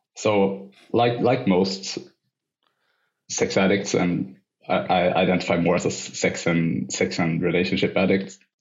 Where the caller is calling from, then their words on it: Sweden; I'm calling from Sweden